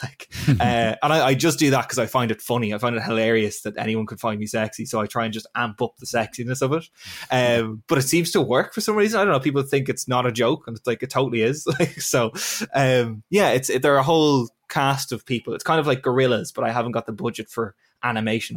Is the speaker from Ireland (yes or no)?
yes; Navan, Leinster, Ireland; moved away as an adult; also born or lived in Northern Ireland; I am from Navan in County Meath.